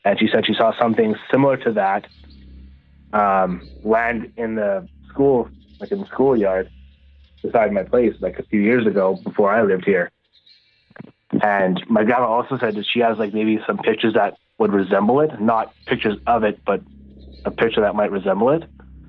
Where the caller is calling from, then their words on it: Manitoba, Canada; …, Manitoba.